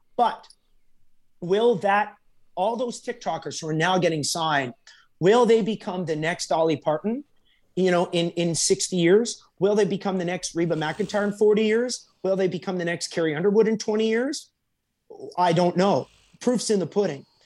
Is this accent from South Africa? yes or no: no; Alberta, Canada; now in Nashville, United States; I'm from Alberta